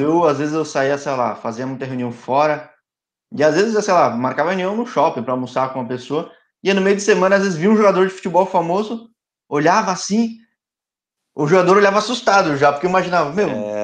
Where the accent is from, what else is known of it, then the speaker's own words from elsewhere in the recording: São Paulo, Brazil; eu que sou de São Paulo, torço pra Ponte, mas sou de São Paulo